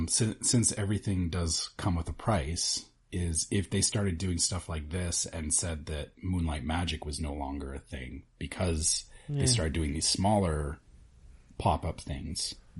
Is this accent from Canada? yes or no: yes; Canada; I'm Canadian